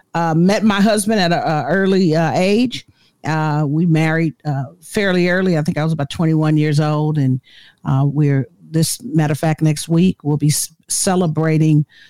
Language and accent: English; Oakland, California, United States; I was born and raised in Oakland, California